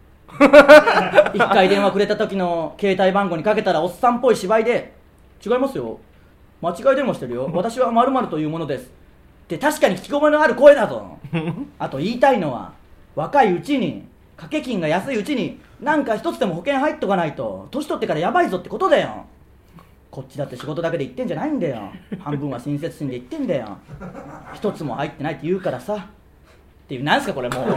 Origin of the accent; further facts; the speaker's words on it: Tsuyama, Okayama, Japan; 僕らの出身地である岡山県富山市